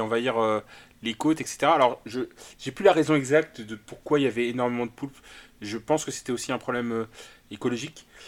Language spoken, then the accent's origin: French; Brittany, France; je suis un breton déficient